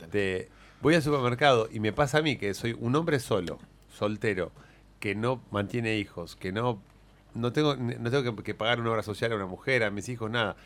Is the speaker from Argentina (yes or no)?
yes; Argentina